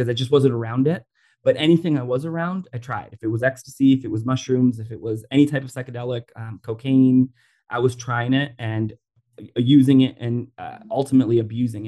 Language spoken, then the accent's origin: English; Orlando, Florida, United States; I grew up in Orlando, Florida, and I went actually a suburb called Oviedo.